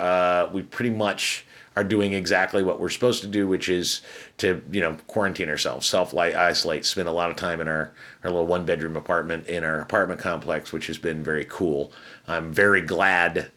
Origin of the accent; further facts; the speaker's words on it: Chicago, Illinois, United States; I'm from Chicago as well